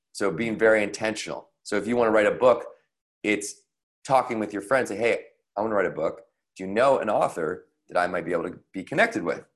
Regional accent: Victoria, British Columbia, Canada; in the neighborhood in Victoria, BC, where I grew up in Canada.

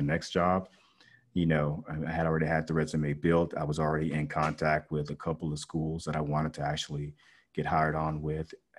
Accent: Las Vegas, Nevada, United States; growing up in Vegas, of course, we had Nellis Air Force Base

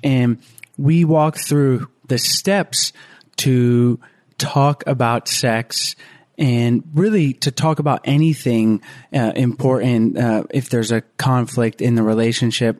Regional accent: the South, United States; moved away as an adult; also born or lived in Florida; now in Costa Rica; We're both from the South

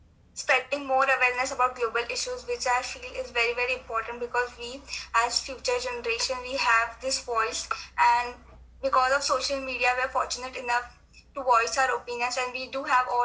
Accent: India; I'm from India

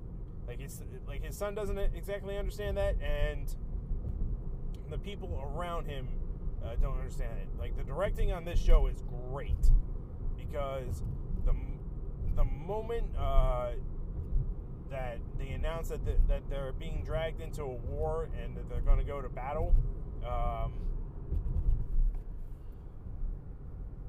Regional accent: United States; as an American

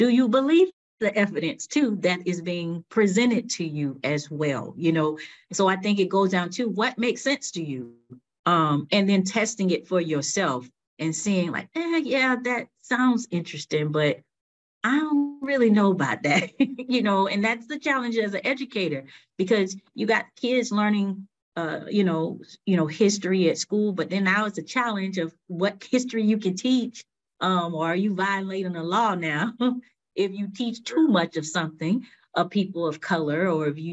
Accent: Riviera Beach, Florida, United States; I grew up in Riviera Beach, right? And you know, growing up in Riviera Beach, Florida was the Raw

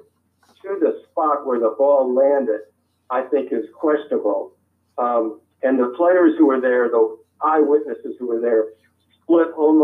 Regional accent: Ohio, United States; moved away as an adult; also born or lived in Seattle; now in Chapel Hill, United States; When I was growing up in Ohio

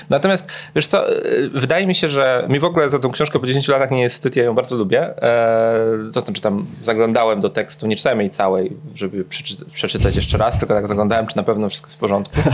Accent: Poland; Nie mogę być Polakiem. Oni nigdy, nigdy w swoim życiu nie spotkali nikogo w Warszawie, kto potrafi powiedzieć trzy słowa po rosyjsku.

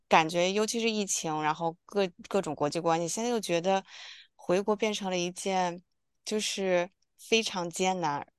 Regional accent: China; moved away; 我们是从小一起在我姥姥家这样长大的

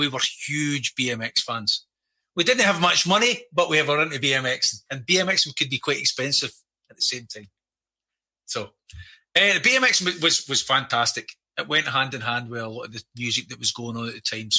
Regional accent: Scotland, United Kingdom; I'm Scottish born and bred. I have Italian roots.

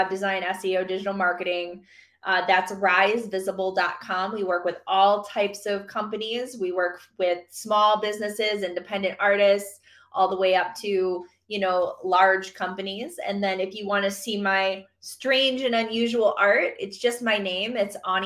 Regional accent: Michigan, United States; moved away; my home, Michigan. So I'm from Michigan

